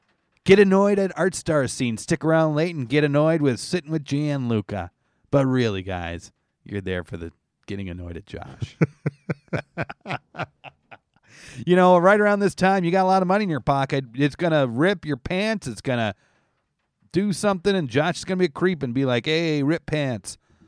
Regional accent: Canada; Pretty much. I'm Canadian.

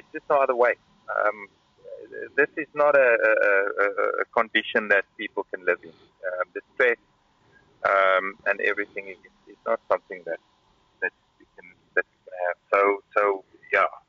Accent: Karoo, South Africa; now in Kyiv, Ukraine; I come from the Karoo

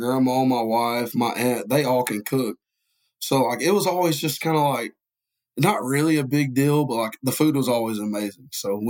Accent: Polk County, Georgia, United States; I'm from Polk County, Georgia.

